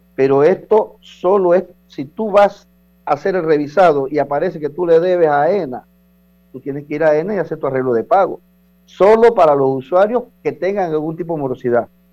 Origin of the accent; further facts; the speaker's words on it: Chiriquí, Panama; moved away; allá en, en, mi tierra, en Chiriquí